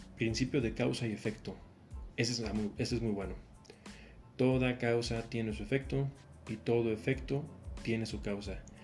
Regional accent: Mexico; yo soy de México

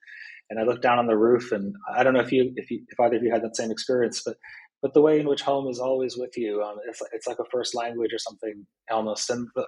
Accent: Pittsfield, Massachusetts, United States; we do actually pass over Pittsfield, my hometown. And it's really a really wonderful and sometimes almost eerie experience. It's a pretty small place.

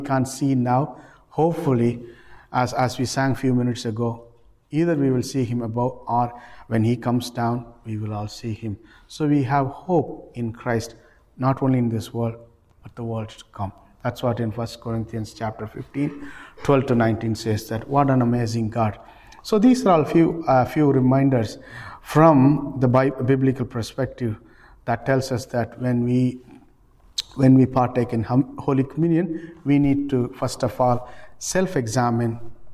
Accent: Ireland; We are known for, as Irish people in this country, we are very well known for charity

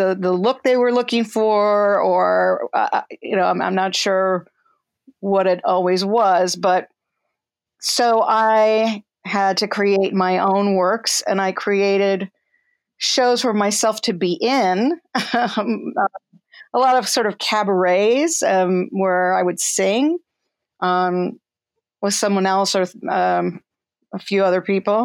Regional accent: Tenafly, New Jersey, United States; also born or lived in New York City; I'm from New Jersey. I was born in New York City, but my memories begin in Tenafly, New Jersey, from age 3, I think, on.

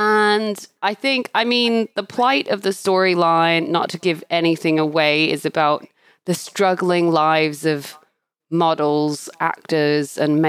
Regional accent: Australia; born there; accent: Canadian-British; also born or lived in Canada / United Kingdom; I'm a bit of a Commonwealth citizen, I guess, because I was born in Australia. And I think a lot of people think for some reason I have an Australian accent, but I don't. I have this fusion Canadian-British thing going on.

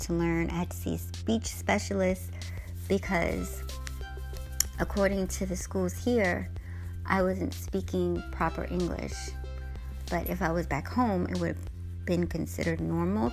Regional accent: United States; also born or lived in Guyana; So I grew up in the States. This is really all I know.

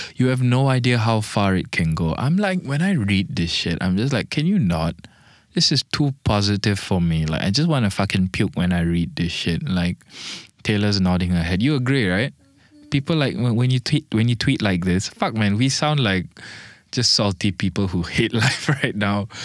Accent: Malaysia; also born or lived in Bangladesh; I'm Malaysian, so, like, the tiger is my national animal, and I'm half Bangladeshi

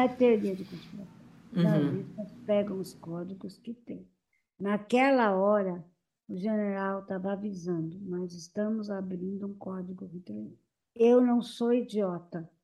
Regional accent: São Paulo, Brazil; Eu nasci no Bom Retiro, eu estudei no Orestes Guimarães, no Paris

